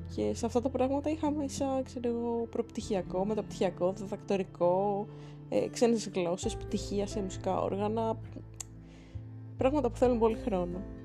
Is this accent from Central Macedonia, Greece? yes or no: no; Athens, Attica, Greece; θέλω να φύγω και από την πόλη μου